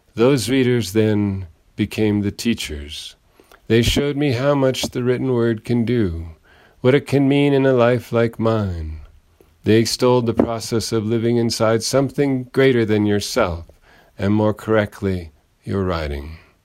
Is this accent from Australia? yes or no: no; Ireland; I am an Irish poet